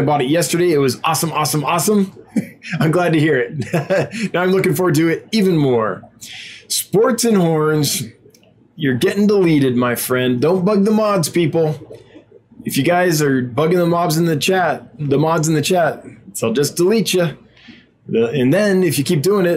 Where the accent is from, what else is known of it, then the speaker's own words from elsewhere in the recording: California, United States; moved away; where I grew up in California, there was a river